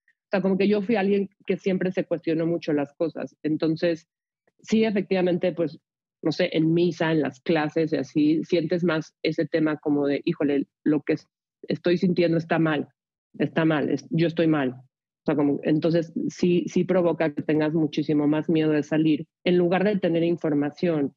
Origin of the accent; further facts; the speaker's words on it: Mexico City, Mexico; yo nací y crecí en la Ciudad de México